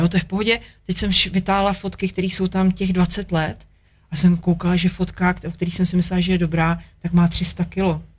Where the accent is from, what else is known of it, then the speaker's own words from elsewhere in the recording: Czechia; jsem prostě Čech, protože mám tady vazby